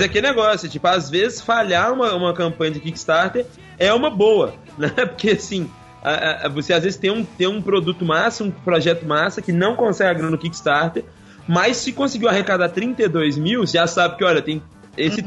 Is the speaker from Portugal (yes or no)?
no; Belo Horizonte, Minas Gerais, Brazil; gente boa lá da minha cidade natal